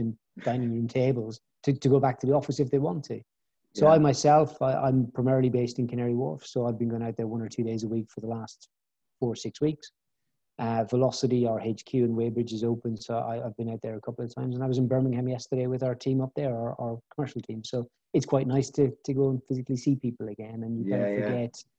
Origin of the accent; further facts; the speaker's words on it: Ireland; moved away as an adult; also born or lived in Bristol; I grew up in Southern Ireland and did my Leaving Cert, which is the A-level equivalent in Ireland.